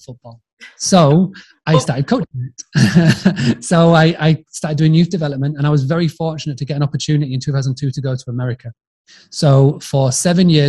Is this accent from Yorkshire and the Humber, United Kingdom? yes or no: yes; Scarborough, Yorkshire and the Humber, United Kingdom; now in Spain; I'm very British, Yorkshire. I grew up in a town called Scarborough